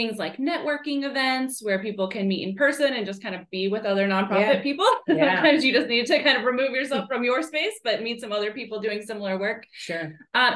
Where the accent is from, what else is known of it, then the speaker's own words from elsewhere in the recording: Northwest Indiana, United States; moved away as an adult; now in Knoxville, United States; I'm originally from the Chicago suburbs, but on the Indiana side, so Northwest Indiana